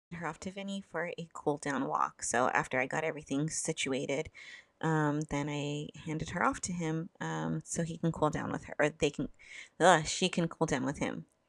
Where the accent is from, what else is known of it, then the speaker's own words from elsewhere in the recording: Southern California, United States; I'm from SoCal